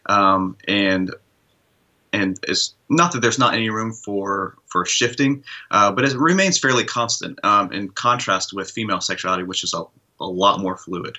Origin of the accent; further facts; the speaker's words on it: Midwest, United States; I grew up in the Midwest, where what I meant to be male was pretty narrow.